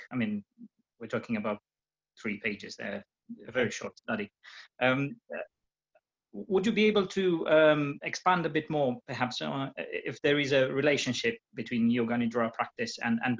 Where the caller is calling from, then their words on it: England, United Kingdom; I'm based in England.